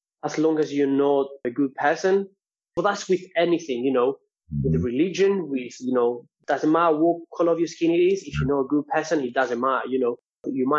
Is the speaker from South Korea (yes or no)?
no; Greece; moved away; I'm from Greece and Cypriot